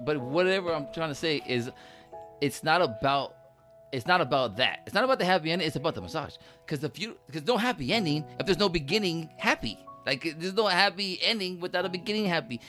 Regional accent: Los Angeles, California, United States; growing up in East, in, in East L

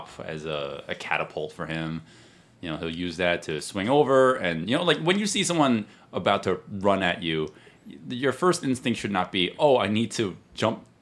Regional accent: United States; I'm Chinese American.

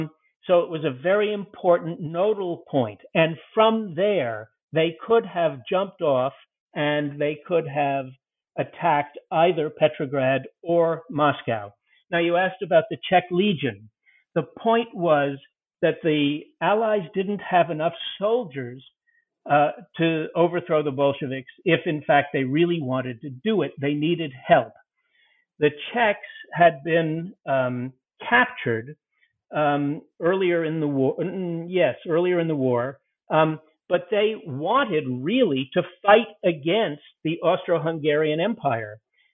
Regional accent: United Kingdom; I'm a British, so I don't know how to pronounce the Russian words.

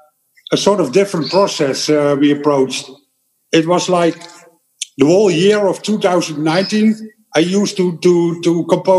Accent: eastern Netherlands, Netherlands; English is a second language; I'm from the East

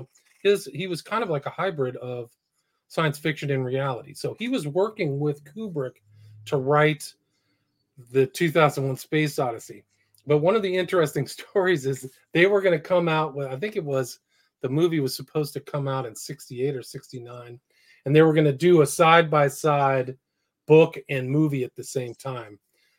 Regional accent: San Francisco, California, United States; I grew up in San Francisco, and they used to have the Bank of America building was the biggest building in San Francisco.

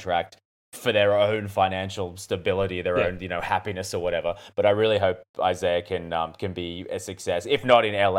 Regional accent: Newcastle, New South Wales, Australia; grew up in my hometown

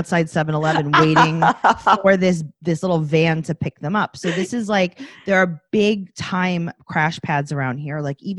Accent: New York City, New York, United States; So I live in Kew Gardens currently. I grew up in Forest Hills, which is one town over. And by one town, I mean like, you know, just right there. It's right there.

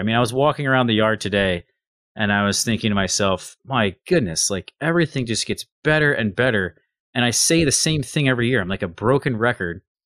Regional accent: United States; I'm American

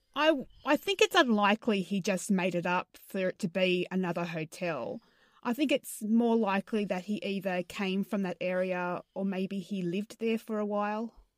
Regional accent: Australia; accent: Australian; I sound very Australian.

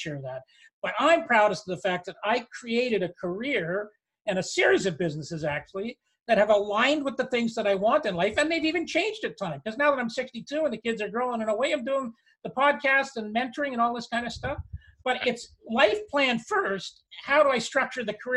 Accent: Canada; we're Canadian

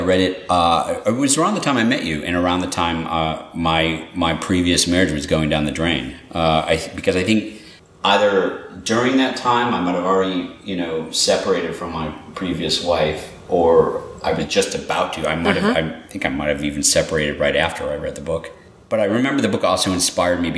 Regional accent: Ann Arbor, Michigan, United States; I grew up in Ann Arbor

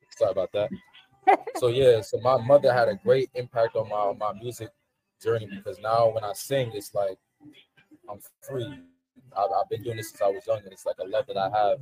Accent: New York City, New York, United States; also born or lived in Queens, New York; born and raised in Brooklyn, New York. Now I currently live in Queens.

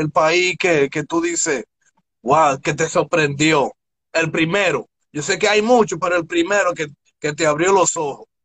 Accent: New Jersey, United States; born there; Yo era más hip hop because I was born here. I was born in New Jersey.

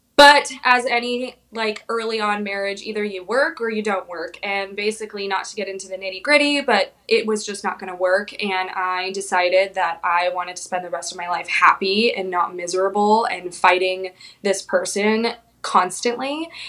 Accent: Phoenix, Arizona, United States; moved away as an adult; also born or lived in Orlando, Florida / Pensacola, Florida / San Diego, California; now in Wilmington, United States; Yeah, so I was born and raised in Phoenix, Arizona.

